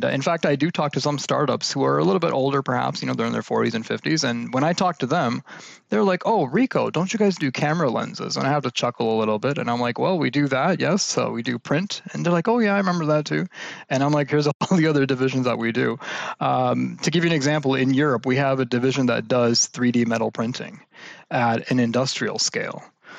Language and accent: English; Canada; also born or lived in United States; Born and raised in Canada, lived all over the States in Canada.